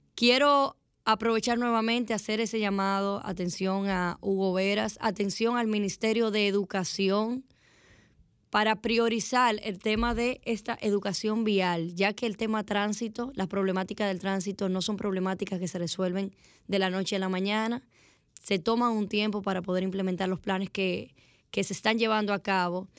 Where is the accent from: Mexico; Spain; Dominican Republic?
Dominican Republic